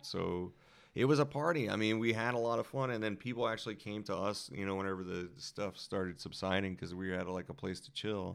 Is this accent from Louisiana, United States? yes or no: yes; Louisiana, United States; moved away; I'm also from Louisiana where, you know, not only do we have, like, blues and jazz